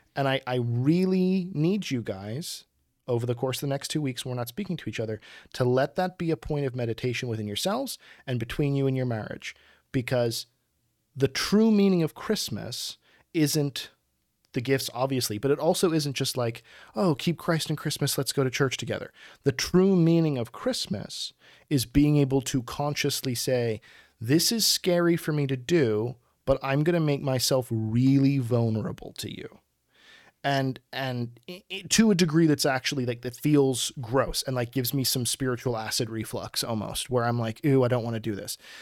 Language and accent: English; Pittsburgh, Pennsylvania, United States; this Persephio that I grew up with in Pittsburgh